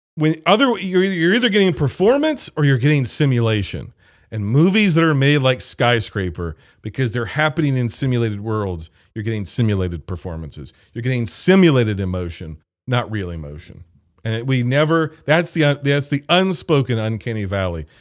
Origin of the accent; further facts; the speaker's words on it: United States; I'm an American